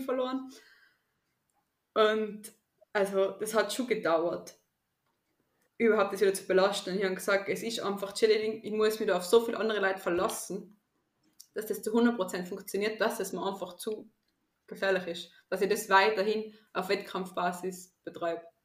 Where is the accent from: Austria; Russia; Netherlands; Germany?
Austria; Tyrol; ich komme aus Österreich, aus Tirol